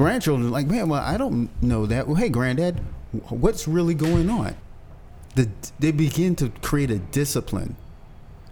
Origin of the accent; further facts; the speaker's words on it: United States; I'm an American